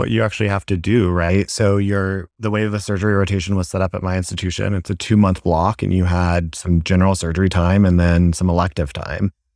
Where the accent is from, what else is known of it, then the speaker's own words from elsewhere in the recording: Asheville, North Carolina, United States; moved away as an adult; also born or lived in Boston; now in Dallas, United States; I, uh, originally am from Asheville, North Carolina